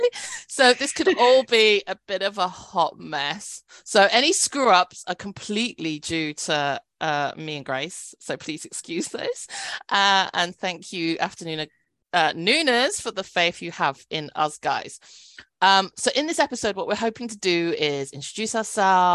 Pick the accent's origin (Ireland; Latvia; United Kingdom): United Kingdom; British born, small English market town, England; first language Cantonese; also born or lived in Cambridge; So I'm British born Chinese